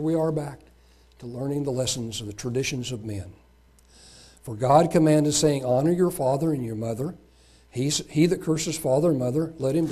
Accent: United States; Being an American, growing up in this country

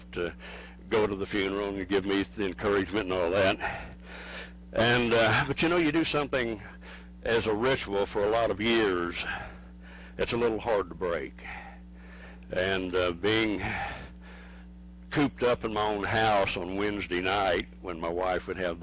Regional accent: Oklahoma, United States; we're from Oklahoma

